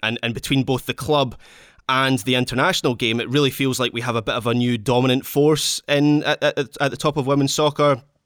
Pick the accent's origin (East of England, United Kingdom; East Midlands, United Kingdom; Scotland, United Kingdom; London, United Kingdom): Scotland, United Kingdom; as a Scot